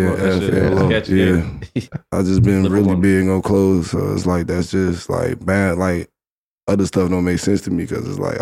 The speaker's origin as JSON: {"language": "English", "town": "Chicago", "region": "Illinois", "country": "United States"}